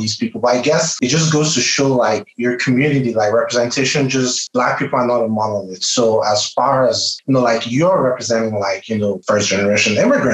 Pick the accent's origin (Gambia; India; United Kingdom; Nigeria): Nigeria; now in United States; I'm from Nigeria